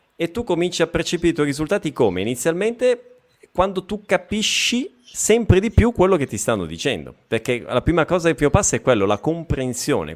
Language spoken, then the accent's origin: Italian; province of Bergamo, Lombardy, Italy; now in Brazil; ho passato sì. l'infanzia in provincia di Bergamo